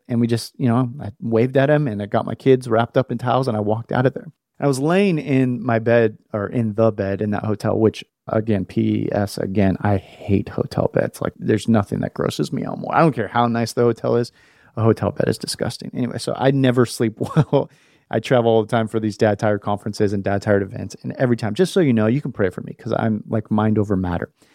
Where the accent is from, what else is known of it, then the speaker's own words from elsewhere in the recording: West Coast, United States; moved away as an adult; I was born on the West Coast, man, and I, I moved here a couple years ago